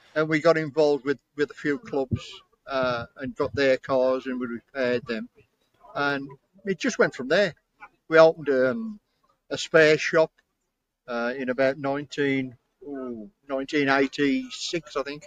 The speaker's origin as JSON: {"language": "English", "area": "Black Country", "region": "West Midlands", "country": "United Kingdom", "accent": "Black Country", "said": "my accent is what they call black country"}